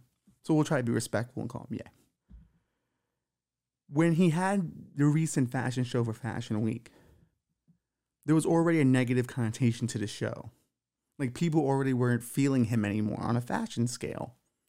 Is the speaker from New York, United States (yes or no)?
yes; Bushwick, New York, United States; also born or lived in Williamsburg; So I was always, as a kid, you know, growing up in Bushwick, Williamsburg, you always got to know a lot of the Jewish people around.